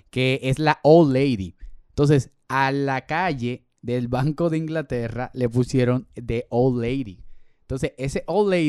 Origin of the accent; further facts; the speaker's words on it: Dominican Republic; nosotros somos República Dominicana ahora, pero fue por un regalo